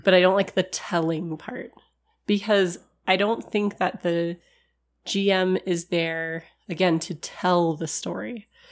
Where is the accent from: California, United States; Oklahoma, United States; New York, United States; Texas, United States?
California, United States; accent: California; my California accent